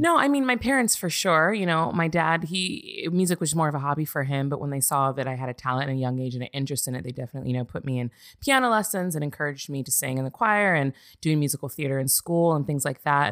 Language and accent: English; Santa Barbara, California, United States; moved away as an adult; also born or lived in Azusa, California; now in Los Angeles, United States; I'm originally from Santa Barbara, California